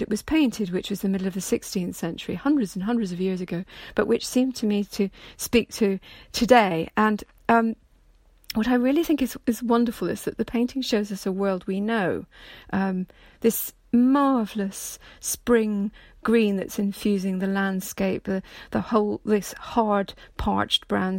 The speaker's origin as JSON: {"language": "English", "town": "Edinburgh", "region": "Scotland", "country": "United Kingdom", "tie": "born or raised there", "said": "It was hanging in a reproduction in the house I was brought up in Edinburgh"}